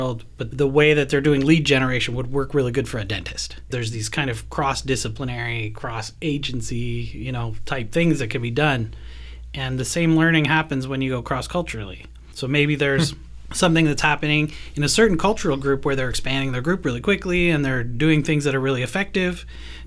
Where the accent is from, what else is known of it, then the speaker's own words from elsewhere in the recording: Canada; now in Hillsboro, United States; I'm from Canada